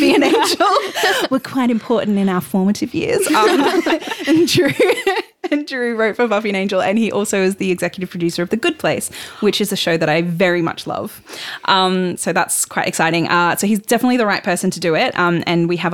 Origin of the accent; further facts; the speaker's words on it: Sunshine Coast, Queensland, Australia; I grew up on the Sunshine Coast